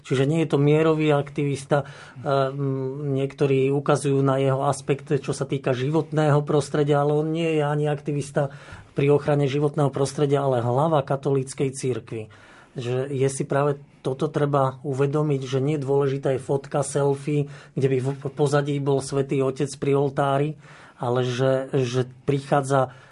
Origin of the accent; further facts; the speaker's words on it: Slovakia; keď som bol chlapec e, pred rokom 1989, nemali sme biskupov. Vyrastal som na Spiši